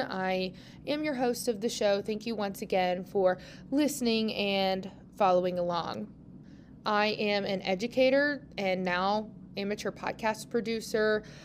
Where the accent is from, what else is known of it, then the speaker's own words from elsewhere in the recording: Tulsa, Oklahoma, United States; moved away as an adult; now in Western Oklahoma, United States; I'm originally from Tulsa, Oklahoma